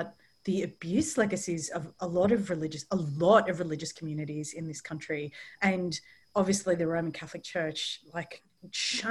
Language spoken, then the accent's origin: English; Australia; also born or lived in London; I'm from Australia